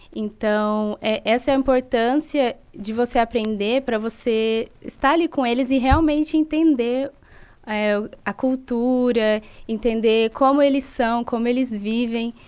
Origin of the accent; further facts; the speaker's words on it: Sertãozinho, São Paulo, Brazil; moved away; also born or lived in Canada; eu vim de Sertãozinho